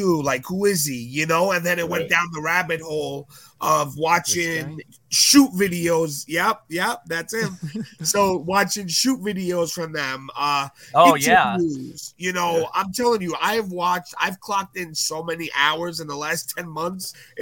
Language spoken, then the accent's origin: English; New York City, New York, United States; growing up in Brooklyn, it's like a different life. And I grew up in the ghetto